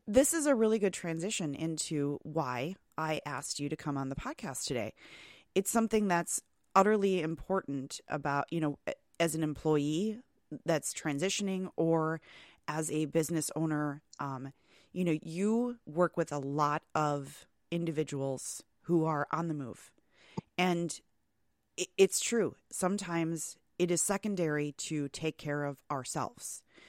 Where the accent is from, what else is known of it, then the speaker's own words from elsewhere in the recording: Wisconsin, United States; we all complain about the weather in Wisconsin, yet us lifers, um, we stay